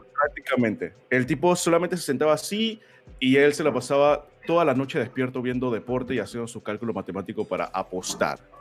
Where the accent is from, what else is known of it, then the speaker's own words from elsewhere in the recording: Colón, Panama; moved away as an adult; also born or lived in Panama City; cuando yo me mudé de Colón, que es mi provincia, a, a la capital, yo me mudé solo